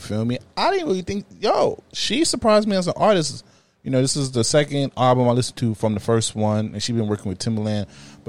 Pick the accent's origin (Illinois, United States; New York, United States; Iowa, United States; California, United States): New York, United States; New York City; even though I'm from Brooklyn, though, and, you know, we have like an under hate beef with the Bronx